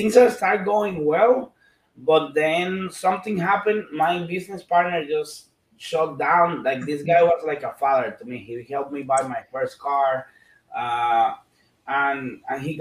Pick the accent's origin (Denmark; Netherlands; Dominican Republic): Dominican Republic; I was born in Dominican Republic and the Caribbean.